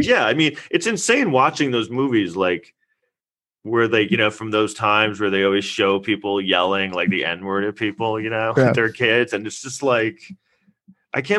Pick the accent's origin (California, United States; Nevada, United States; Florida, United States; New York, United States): New York, United States; New York City; I grew up in Manhattan